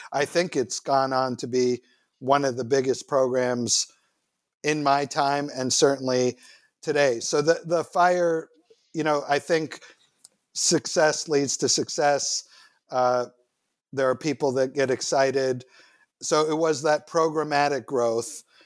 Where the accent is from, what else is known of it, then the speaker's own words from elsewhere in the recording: New York City, New York, United States; also born or lived in Manhattan, New York / Israel; I was born in 1959 in Manhattan, and then much of my childhood in Queens